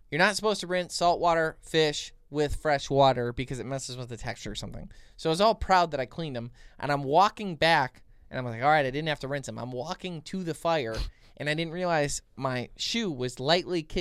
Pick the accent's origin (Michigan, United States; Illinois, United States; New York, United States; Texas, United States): Michigan, United States; We're from Michigan, okay?